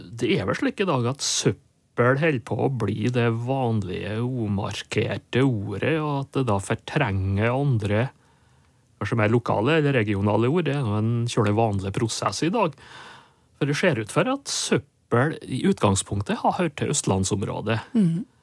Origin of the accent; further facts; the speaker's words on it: Nordmøre, Møre og Romsdal, Norway; Nordmøre, der jeg vokste opp.